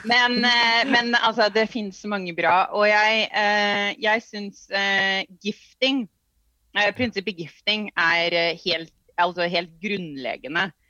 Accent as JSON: {"language": "Norwegian", "country": "Norway", "said": "Vi kommer fra Norge"}